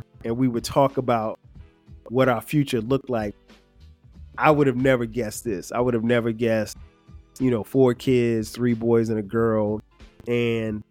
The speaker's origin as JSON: {"language": "English", "town": "Florence", "region": "South Carolina", "country": "United States", "tie": "born or raised there", "moved": "yes", "said": "went back to my hometown, Florence, South Carolina, got a chance to experience homecoming at Wilson High School"}